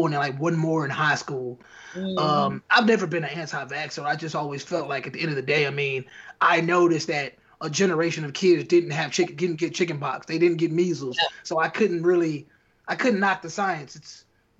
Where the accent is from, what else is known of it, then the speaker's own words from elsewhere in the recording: Chicago, Illinois, United States; Chicago, Nigerian background.